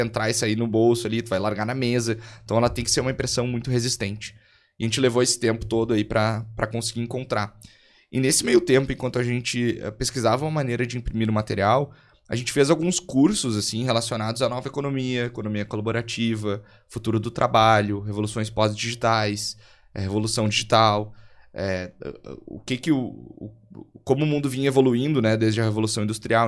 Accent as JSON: {"language": "Portuguese", "town": "Montenegro", "region": "Rio Grande do Sul", "country": "Brazil", "said": "sou eu aqui de Montenegro, é uma cidade de 70 mil habitantes, mais ou menos, aqui no, no interior do Rio Grande do Sul"}